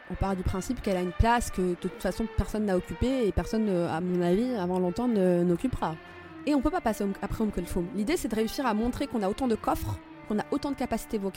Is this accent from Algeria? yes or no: yes; Algeria; Et ma différence, elle est là. Je suis algérienne.